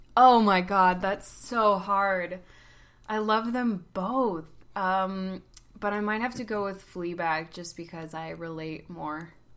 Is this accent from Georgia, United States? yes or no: yes; Atlanta, Georgia, United States; moved away as an adult; also born or lived in Oklahoma City; now in New York, United States; I'm from Atlanta